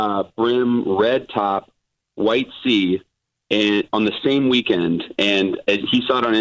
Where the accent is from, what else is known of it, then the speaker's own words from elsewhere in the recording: Cincinnati, Ohio, United States; moved away; we're both from Cincinnati.